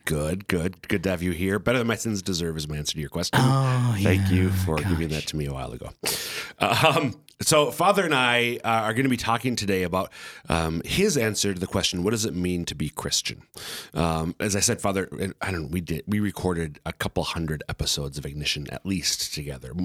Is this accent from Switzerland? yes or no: no; central Minnesota, United States; now in Sioux Falls, United States; I'm from central Minnesota